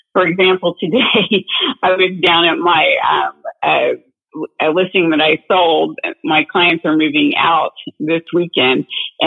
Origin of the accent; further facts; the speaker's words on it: Dayton, Ohio, United States; now in San Diego County, United States; I'm from Dayton, Ohio, between Dayton and Cincinnati area in the Midwest